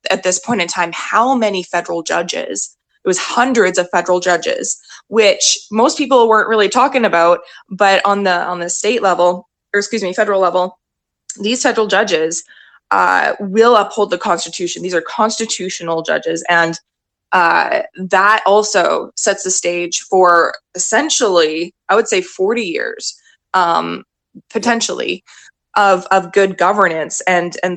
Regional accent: Canada; As a Canadian

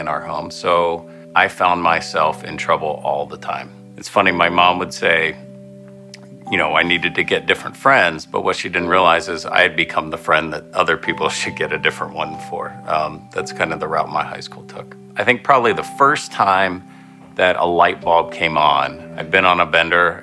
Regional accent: Parkersburg, West Virginia, United States; I grew up in Parkersburg, West Virginia

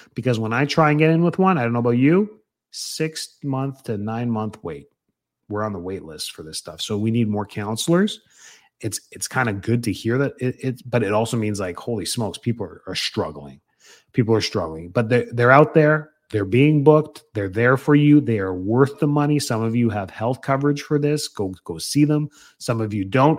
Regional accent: Canada; now in Tampa, United States; being Canadian

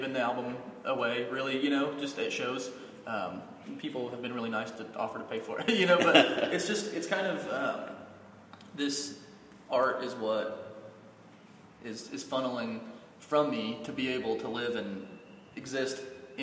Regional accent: Hydro, Oklahoma, United States; also born or lived in Weatherford, Oklahoma; now in Oklahoma City, United States; I grew up in Hydro, Oklahoma

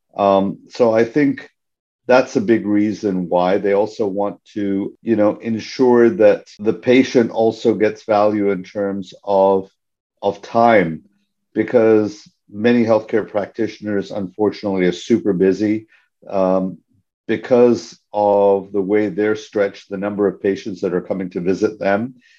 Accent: Hong Kong; moved away; also born or lived in Canada; I'm a Canadian citizen, ethnically Indian, born and raised in Hong Kong

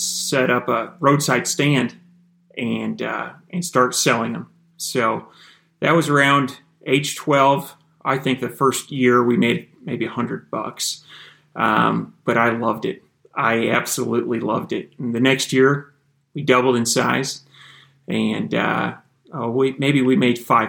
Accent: Iowa, United States; So I grew up in Iowa and had four younger brothers

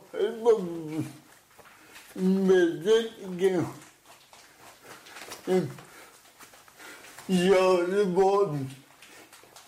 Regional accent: Denver, Colorado, United States; I grew up in Denver

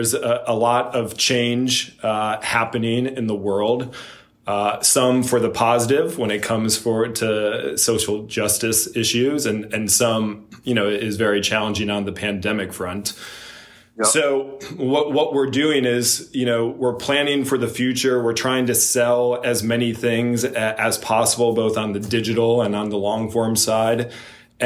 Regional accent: Ann Arbor, Michigan, United States; moved away; I love Ann Arbor. I still go back 4 or 5 times a year. My parents are still there. My mom, Gretchen

